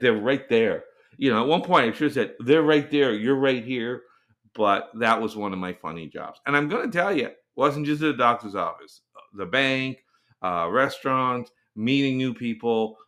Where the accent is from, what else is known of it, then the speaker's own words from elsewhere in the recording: Canada; also born or lived in Korea; I am Canadian. Uh, this podcast is coming from Canada.